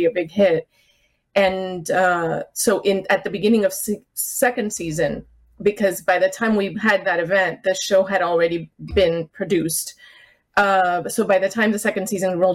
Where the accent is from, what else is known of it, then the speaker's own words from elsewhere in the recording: South Florida, United States; moved away; I grew up in South Florida, and I used to go to the tea parties in South Beach before I moved away